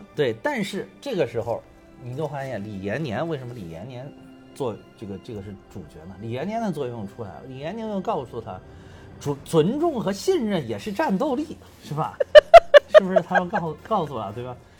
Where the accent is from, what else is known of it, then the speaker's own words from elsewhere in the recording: Beijing, China; also born or lived in Henan; 从小，从小学、初中、高中，一直上大学都在北京了